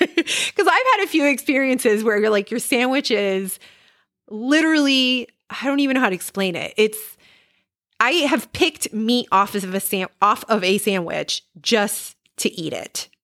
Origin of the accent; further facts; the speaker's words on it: Puerto Rico; moved away; I am originally from Puerto Rico